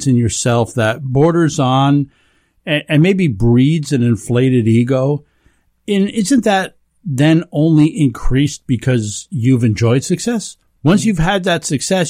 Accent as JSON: {"language": "English", "area": "the Catskills", "region": "New York", "country": "United States", "tie": "born or raised there", "said": "growing up in the Catskills"}